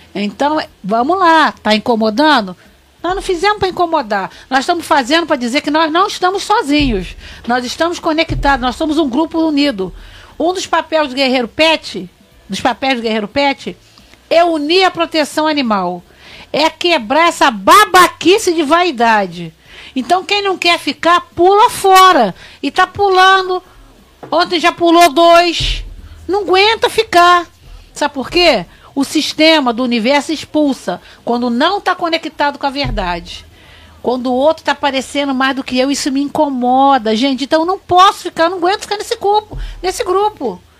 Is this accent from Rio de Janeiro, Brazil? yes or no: yes; Piraí, Rio de Janeiro, Brazil; É o quinto distrito de Piraí, onde eu fui criada